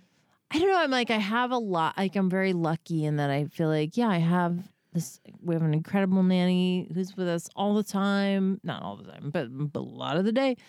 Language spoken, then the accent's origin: English; New York, United States; I'm from New York